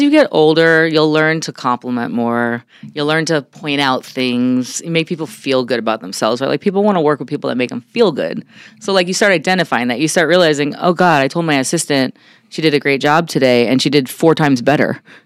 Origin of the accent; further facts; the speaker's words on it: New York City, New York, United States; moved away as an adult; also born or lived in San Diego; now in Arizona, United States; I grew up in Brooklyn, New York, and I uh, came out to Arizona